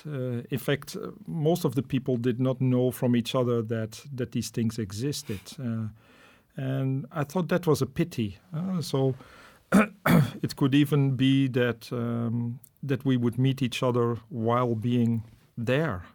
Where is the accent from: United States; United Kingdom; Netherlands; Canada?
Netherlands; moved away as an adult; also born or lived in Namibia / Rwanda / Indonesia; now in Munich, Germany; I'm originally from the Netherlands